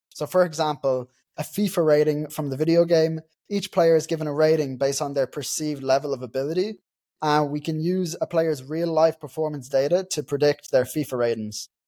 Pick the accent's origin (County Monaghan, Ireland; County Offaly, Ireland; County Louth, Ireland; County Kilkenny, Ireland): County Louth, Ireland; Dundalk; I'm from Dundalk, so Dundalk FC in Ireland is my local team